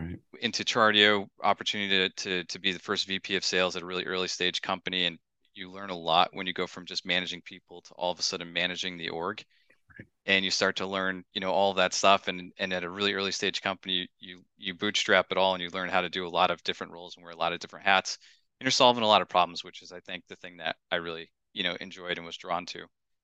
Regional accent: Northeast, United States; I grew up in the Northeast and I didn't want to go to Phoenix.

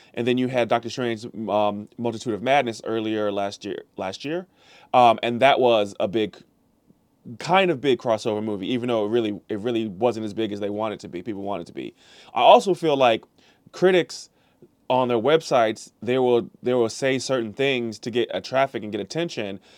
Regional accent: St. Louis, Missouri, United States; I am a Missouri guy. I'm from Saint Louis.

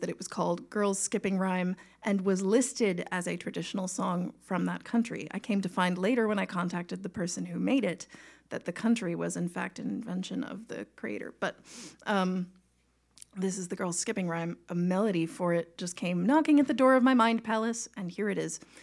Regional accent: Long Island, New York, United States; accent: Long Island; moved away as an adult; also born or lived in Boston; I grew up on Long Island and I can put on the accent

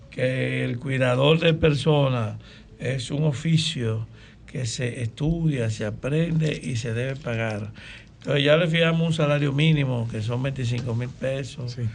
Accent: Salcedo, Hermanas Mirabal, Dominican Republic; tú sabes que yo somos de Salcedo.

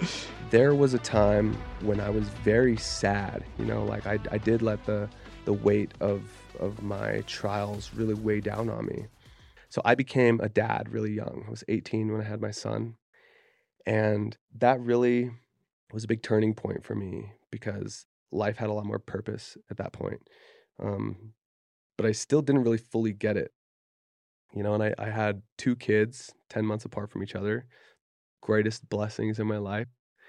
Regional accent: Kaysville, Utah, United States; I grew up in Kaysville, Utah. Like I did not grow up around that kind of like heat or violence, you know what I mean?

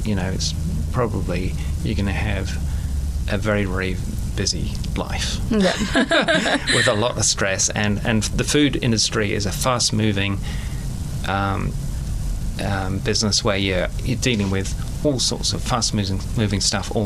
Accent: England, United Kingdom; now in New Zealand; I'm from England

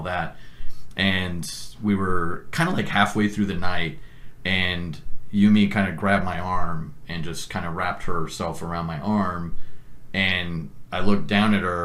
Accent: San Antonio, Texas, United States; also born or lived in Los Angeles; Born and raised in San Antonio.

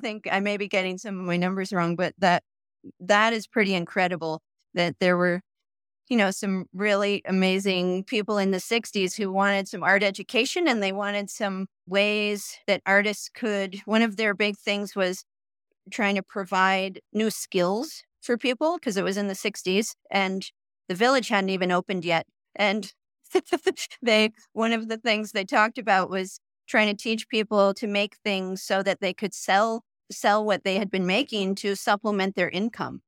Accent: New Hampshire, United States; moved away as an adult; also born or lived in Putney, Vermont / Brattleboro, Vermont / New York / Portland, Oregon; now in Jackson Hole, United States; moved across the Connecticut River t, into New Hampshire and grew up there

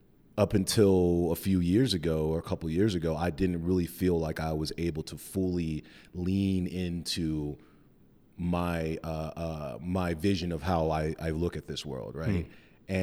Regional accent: Cheyenne, Wyoming, United States; now in Denver, United States; I'm from Cheyenne, Wyoming. The thriving metropolis of Cheyenne, Wyoming. I moved to Denver in 2007

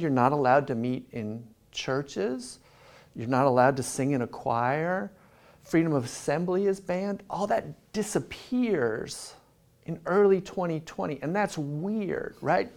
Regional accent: Southern California, United States; moved away as an adult; also born or lived in Philadelphia / Berkeley / Sydney; I grew up in Southern California

